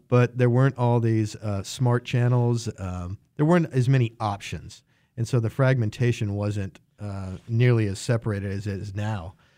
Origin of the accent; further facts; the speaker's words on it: Wichita, Kansas, United States; also born or lived in Dallas, Texas; lifelong Wichita, uh, grew up on the east side of town, Wichita Public Schools